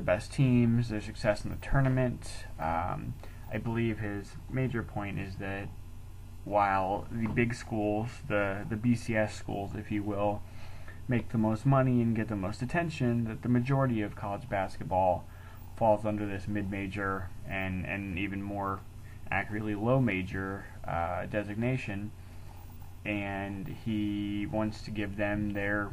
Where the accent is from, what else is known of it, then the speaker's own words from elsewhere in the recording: Texas, United States; moved away as an adult; now in Oklahoma City, United States; Originally, I'm from Texas